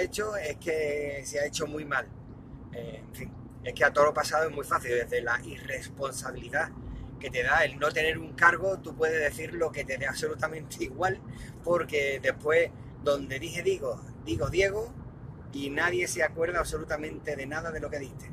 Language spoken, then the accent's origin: Spanish; Spain; cómo somos los españoles